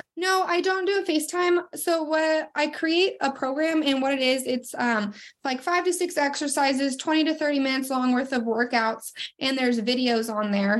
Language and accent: English; Sandpoint, Idaho, United States; now in Coeur d'Alene, United States; I am from Sandpoint, Idaho, and I moved down to Coeur d'Alene, Idaho, about uh, probably about eight years ago now